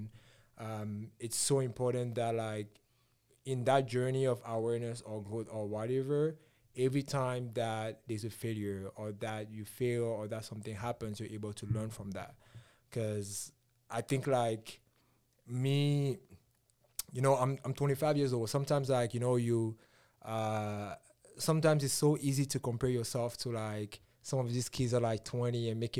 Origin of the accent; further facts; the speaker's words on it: Cameroon; I came here from Cameroon this much ago.